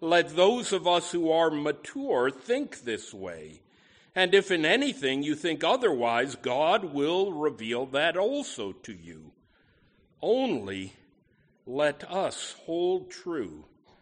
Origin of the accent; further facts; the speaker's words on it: Schenectady, New York, United States; my hometown of Schenectady, New York